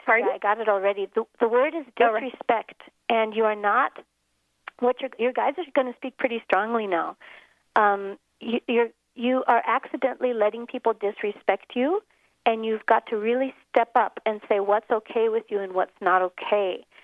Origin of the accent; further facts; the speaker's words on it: Minneapolis, Minnesota, United States; moved away as an adult; now in South Africa; an ordinary childhood in Minneapolis, growing up in the snow